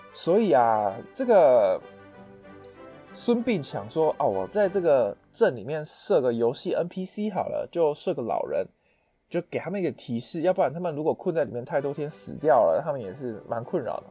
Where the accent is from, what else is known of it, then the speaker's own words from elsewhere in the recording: Taiwan; 适合我们台湾人的口味比较淡一点